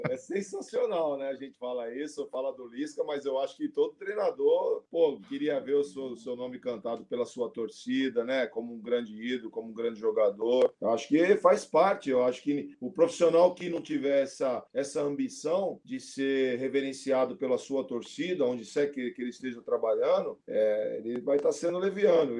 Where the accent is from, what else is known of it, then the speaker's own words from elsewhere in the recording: Santos, São Paulo, Brazil; eu sou de Santos